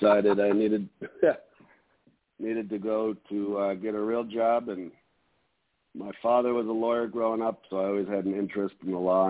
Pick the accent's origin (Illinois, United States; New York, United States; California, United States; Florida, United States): New York, United States; Buffalo; I'm from Buffalo, New York, so we grew up playing hockey.